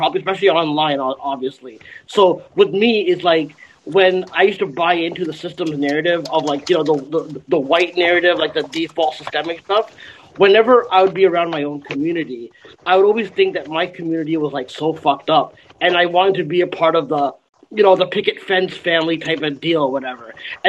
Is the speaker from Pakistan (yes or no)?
yes; Pakistan; I'm Pakistani, so I should be one of those, like, minorities